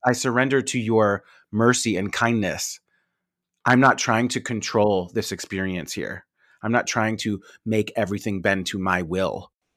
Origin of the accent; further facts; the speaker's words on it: New York, United States; I'm from New York.